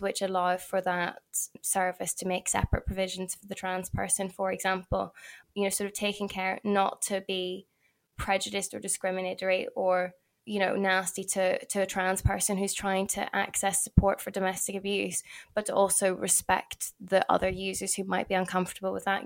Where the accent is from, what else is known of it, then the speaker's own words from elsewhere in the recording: Belfast, Northern Ireland, United Kingdom; because I'm from Belfast